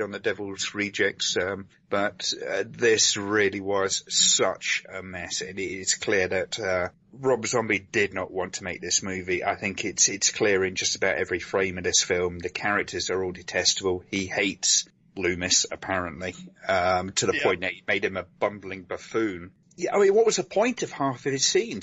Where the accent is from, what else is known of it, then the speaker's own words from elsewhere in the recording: United Kingdom; I'm British